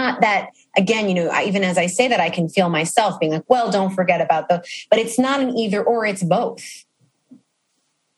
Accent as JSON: {"language": "English", "town": "New York City", "region": "New York", "country": "United States", "said": "as a New Yorker who lives in New York City"}